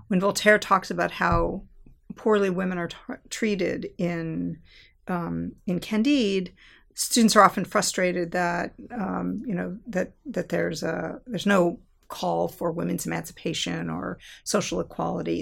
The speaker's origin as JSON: {"language": "English", "region": "Southern California", "country": "United States", "tie": "born or raised there", "said": "I grew up in Southern California"}